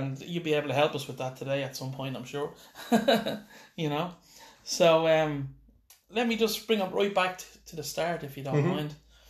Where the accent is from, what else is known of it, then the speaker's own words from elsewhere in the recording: Ireland; we're still Irish at the end of the day